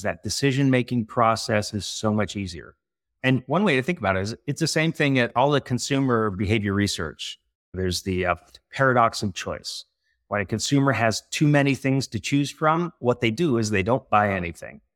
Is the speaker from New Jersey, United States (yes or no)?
no; California, United States; also born or lived in San Francisco / Montreal; this California guy